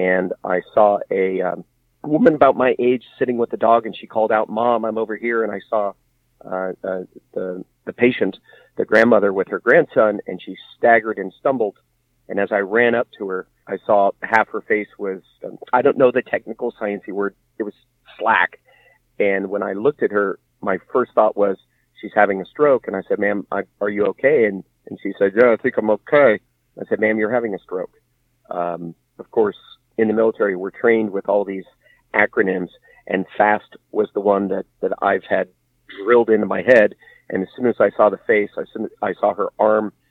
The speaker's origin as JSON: {"language": "English", "area": "San Francisco Bay Area", "region": "California", "country": "United States", "moved": "as an adult", "said": "I'm originally from the San Francisco Bay Area"}